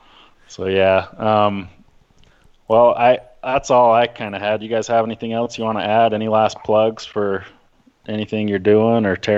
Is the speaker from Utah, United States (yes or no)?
yes; Centerville, Utah, United States; I grew up in Centerville, so the Wasatch Mountains are right there